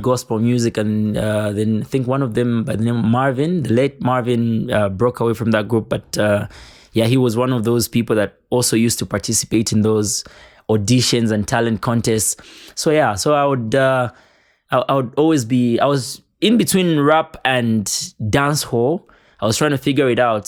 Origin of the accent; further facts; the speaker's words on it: Kabwe, Central Province, Zambia; growing up in Kabwe